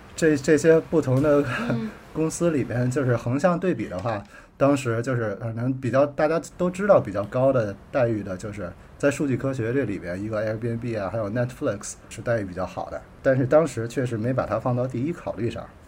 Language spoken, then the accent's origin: Chinese; northern China, China; moved away as an adult; also born or lived in United States; 我是从在北方就是长大的，从小，然后 后从零岁到二十二岁就一直在这个北方生活